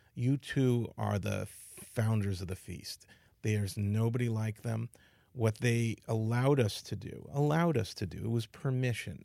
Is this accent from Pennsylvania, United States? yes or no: no; New York City, New York, United States; I grew up in the Bronx, and I thought we were middle class until I got to college